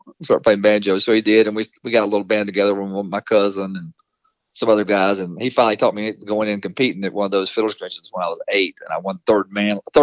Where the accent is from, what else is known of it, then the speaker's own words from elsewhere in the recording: Walnut Cove, North Carolina, United States; the next town over from where I grew up in Walnut Cove, is Walker Town.